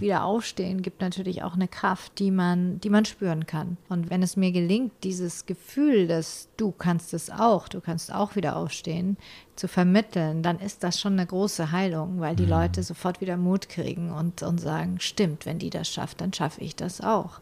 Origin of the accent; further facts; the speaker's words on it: Ulm, Baden-Württemberg, Germany; in Ulm wo ich aufgewachsen bin